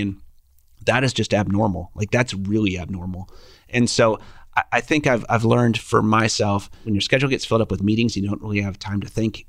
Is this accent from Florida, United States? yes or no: no; Minnesota, United States; moved away as an adult; now in Kansas City, United States; We're both from Minnesota.